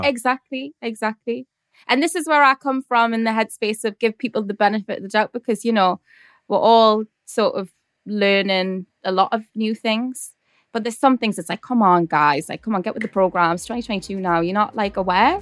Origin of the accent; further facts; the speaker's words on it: Newcastle upon Tyne, North East England, United Kingdom; accent: Geordie; my Geordie accent is, like, intense.